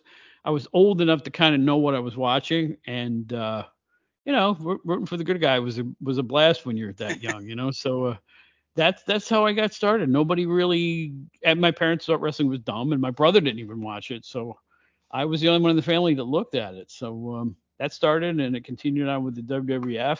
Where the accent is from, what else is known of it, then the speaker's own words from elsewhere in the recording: Catskill, New York, United States; also born or lived in Albany, New York area; It was a small paper, but it was called the Catskill Daily Mail in my hometown